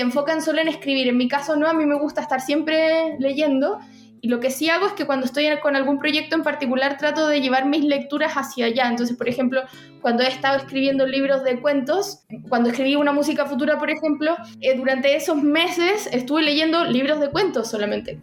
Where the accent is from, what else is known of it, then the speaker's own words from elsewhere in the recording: Santiago, Santiago Metropolitan Region, Chile; yo soy de Santiago, pero mi, casi toda mi familia es de la quinta región